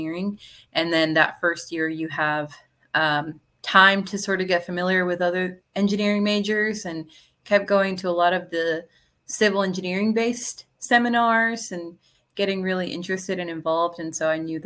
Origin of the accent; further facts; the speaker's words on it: Laredo, Texas, United States; also born or lived in College Station, Texas; I'm from Laredo, Texas, which is a border town between Texas and Mexico. So I grew up there my whole life before I moved over to College Station